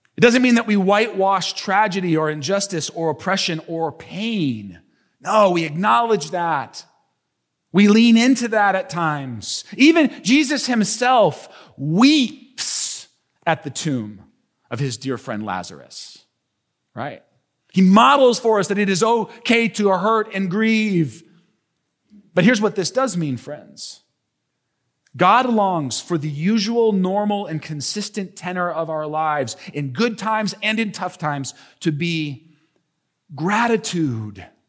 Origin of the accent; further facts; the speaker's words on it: United States; us as modern American people